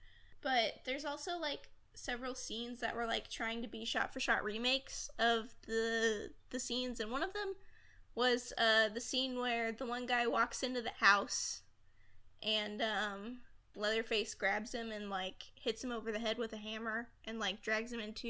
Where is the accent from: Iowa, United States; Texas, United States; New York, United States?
Texas, United States; I live in Texas. My family is living in Texas. I was born in Texas.